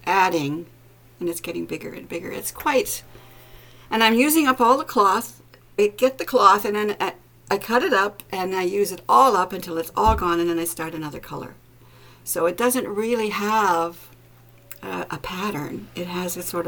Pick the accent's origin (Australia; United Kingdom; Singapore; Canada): Canada; I'm a Canadian and I live on an island in a Great Lake